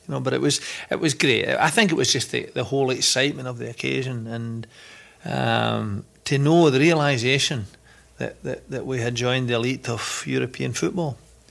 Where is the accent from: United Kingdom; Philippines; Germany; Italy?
United Kingdom; Bellshill, Scotland; I come from Bells Hill, which in those days was very much mining and steelworks. Changed days now. But it was a terrific community.